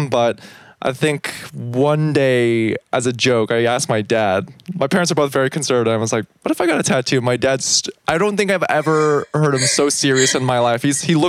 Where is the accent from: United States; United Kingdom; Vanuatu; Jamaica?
United States; born there; And I was born in America, like your older brother.